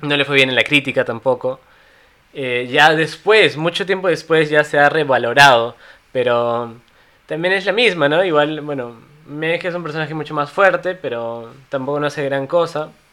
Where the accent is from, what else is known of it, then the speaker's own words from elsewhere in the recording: Cusco, Peru; somos cusqueños